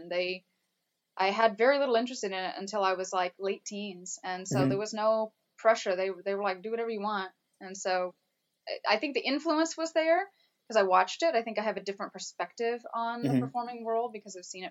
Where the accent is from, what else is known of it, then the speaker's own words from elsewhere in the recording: Texas, United States; also born or lived in North Carolina; I was born in North Carolina, but spent all of grade school in Texas